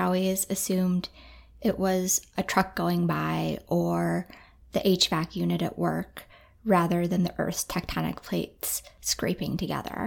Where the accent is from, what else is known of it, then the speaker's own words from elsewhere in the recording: Midwest, United States; now in Anchorage, United States; I grew up in the Midwest